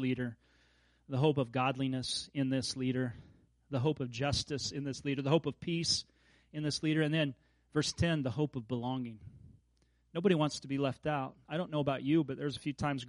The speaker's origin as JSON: {"language": "English", "region": "Kansas", "country": "United States", "tie": "born or raised there", "moved": "yes", "said": "as a kid growing up in Kansas"}